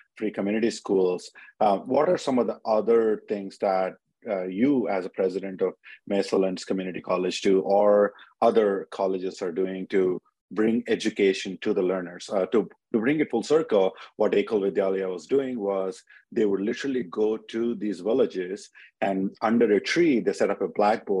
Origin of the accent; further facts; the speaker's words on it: India; moved away as an adult; also born or lived in Illinois, United States; now in United States; I grew up in India, but I came to States in 24 years ago to University of Illinois